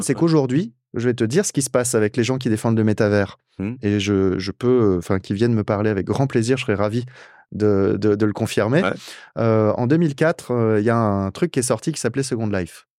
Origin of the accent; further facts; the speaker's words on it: France; en tant que français